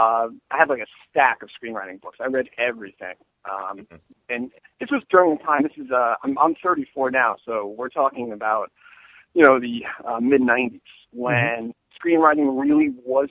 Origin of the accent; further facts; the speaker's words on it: Long Island, New York, United States; moved away; I grew up on Long Island in New York